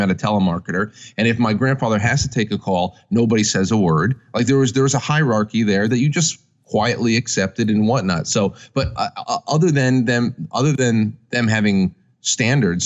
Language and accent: English; United States; I'm an American through and through